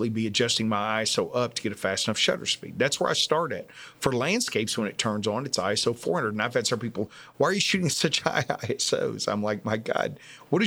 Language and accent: English; Texas, United States; I am from Texas